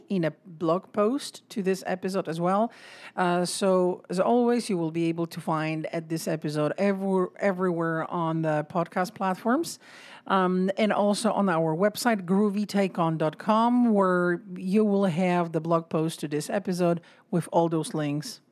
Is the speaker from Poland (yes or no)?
yes; Poland; moved away; I'm from Poland